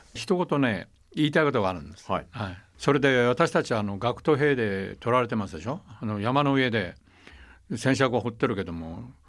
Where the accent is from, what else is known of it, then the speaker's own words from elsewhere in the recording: Taiwan; moved away; also born or lived in Okinawa; 私は台湾生まれ台湾育ちですから